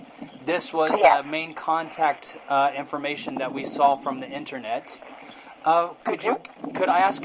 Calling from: Hong Kong; I'm calling from Hong Kong.

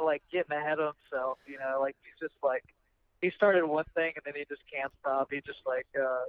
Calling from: Oxford, Mississippi, United States; Yeah, I live in Oxford, Mississippi. I'm driving back from Memphis right now

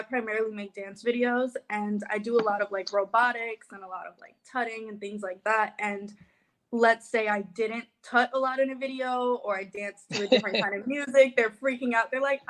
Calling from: Los Angeles, California, United States

